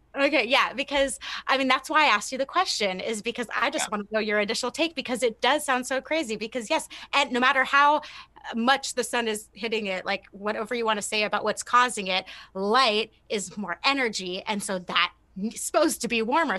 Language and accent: English; California, United States; now in Louisiana, United States; being in Louisiana and growing up in California